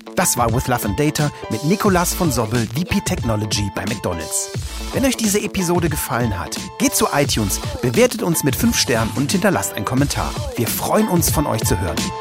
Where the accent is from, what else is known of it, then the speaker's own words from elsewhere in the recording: Aachen, North Rhine-Westphalia, Germany; ich komme aus Aachen